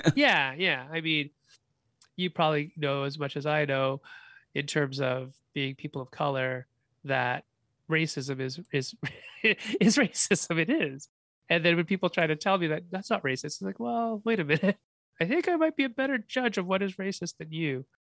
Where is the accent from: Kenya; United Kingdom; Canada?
Canada; also born or lived in China; I was born in China. I've never lived in China. I've only ever really lived in Canada.